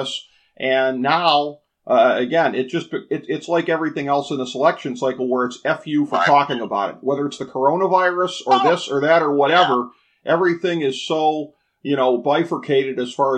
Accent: the North, United States; I'm a suburban guy from the North

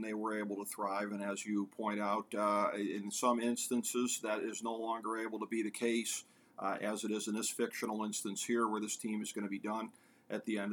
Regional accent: America's North Coast, Ohio, United States; me being a lifelong resident of America's North Coast, apparently my hometown team is nicknamed the Steamers

